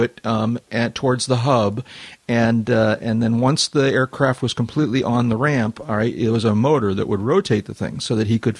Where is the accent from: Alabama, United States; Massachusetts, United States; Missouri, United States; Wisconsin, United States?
Massachusetts, United States; Boston; I actually remember him from growing up in Boston.